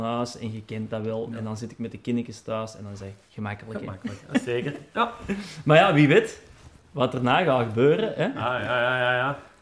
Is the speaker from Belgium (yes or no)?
yes; Meer, Flanders, Belgium; also born or lived in Rijkevorsel / Hoogstraten / Zondereigen / Vlimmeren; ik ben in het Fortuin opgegroeid hè, bij onze pa